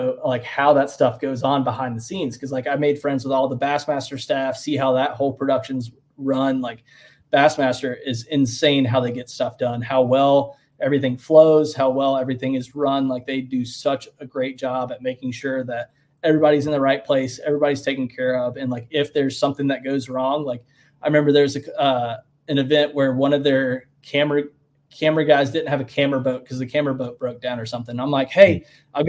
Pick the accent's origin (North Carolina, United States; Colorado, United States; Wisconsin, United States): North Carolina, United States; Western; also born or lived in Mint Hill, North Carolina; I growing up in Western North Carolina